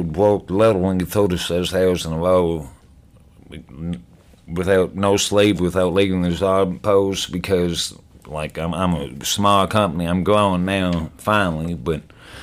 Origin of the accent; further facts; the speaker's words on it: Southern Indiana, United States; we grew up in Southern Indiana, our whole lives